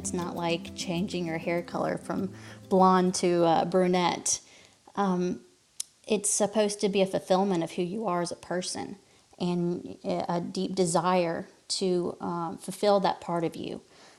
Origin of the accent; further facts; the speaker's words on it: Fairhope, Alabama, United States; I grew up in my hometown, in the town that we live in now, and it is a small, typical southern town. After college, I spent the next 12 years saying I'm never moving back to Fairhope, Alabama ever again.